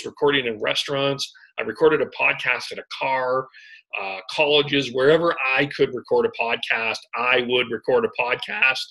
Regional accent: Calgary, Alberta, Canada; moved away as an adult; also born or lived in Vancouver; now in Kamloops, Canada; I grew up in Calgary. I lived in Calgary all my life

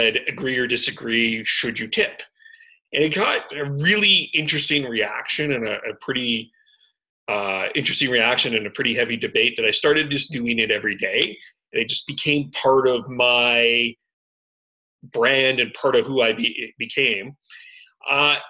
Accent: Calgary, Alberta, Canada; moved away as an adult; also born or lived in Vancouver; now in Kamloops, Canada; I grew up in Calgary. I lived in Calgary all my life

